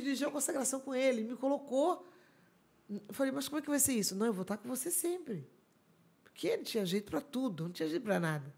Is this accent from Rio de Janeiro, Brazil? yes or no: yes; Araruama, Rio de Janeiro, Brazil; sou de Araruama, hum. sabe? Essa é minha terra, amo estar aqui. E aqui começou toda a nossa história, né? Aqui começou a nossa história de crianças